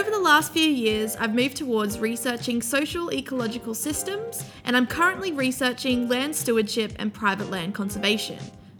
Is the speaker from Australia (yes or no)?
yes; Australia; you may be able to tell by my accent that I'm from Australia.